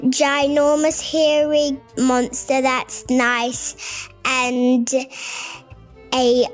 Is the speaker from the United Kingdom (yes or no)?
no; Auckland, New Zealand; I'm 6 years old. I'm from Auckland, New Zealand